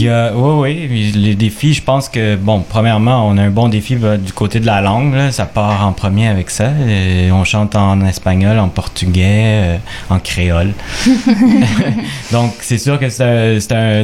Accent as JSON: {"language": "French", "region": "Quebec", "country": "Canada", "said": "québécois d'origine chilienne"}